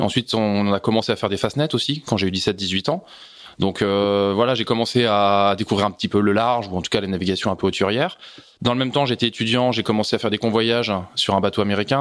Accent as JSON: {"language": "French", "town": "Segré", "region": "Pays de la Loire", "country": "France", "tie": "born or raised there", "moved": "yes", "lives_now": "Levallois-Perret, France", "said": "j'étais pas parisien, j'ai grandi dans le Maine-et-Loire"}